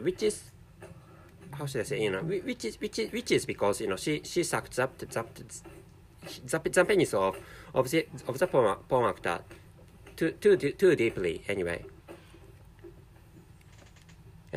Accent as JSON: {"language": "English", "country": "Japan", "first_language": "Japanese", "second_language": "English", "said": "my mother tongue is Japanese, and so this is a non-native language, and I can't speak English natively"}